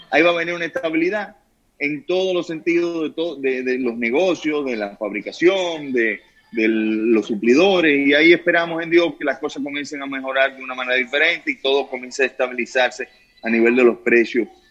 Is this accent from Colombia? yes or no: no; Dominican Republic; los dominicanos somos especiales